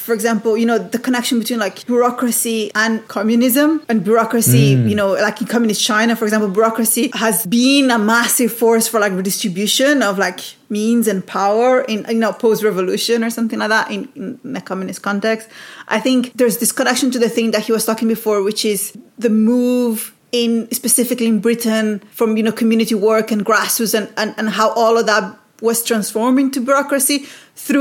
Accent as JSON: {"language": "English", "country": "Brazil", "tie": "born or raised there", "moved": "yes", "said": "I grew up in Brazil"}